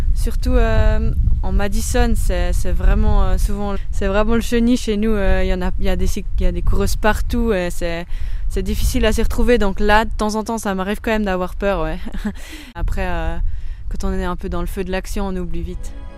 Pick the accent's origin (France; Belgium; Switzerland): Switzerland; Echallens, Vaud; on se trouve chez moi à Échalon, dans ma maison, dans mon jardin.